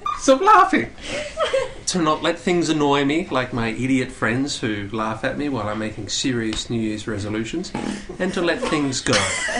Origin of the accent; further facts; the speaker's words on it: Australia; moved away; I'm from Australia originally.